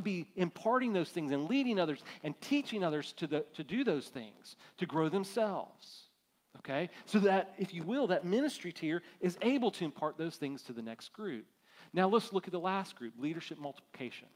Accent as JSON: {"language": "English", "country": "United States", "said": "as American Christians"}